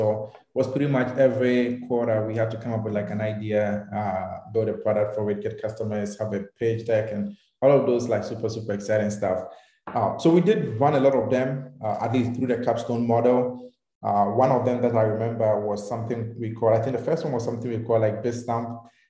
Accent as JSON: {"language": "English", "town": "Takoradi", "region": "Western Region", "country": "Ghana", "tie": "born or raised there", "said": "I'm from Ghana. I was born in Takrade. I grew up over there."}